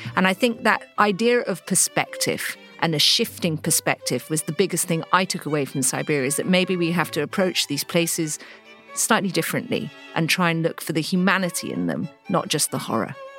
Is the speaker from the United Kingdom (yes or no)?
yes; England, United Kingdom; as an English girl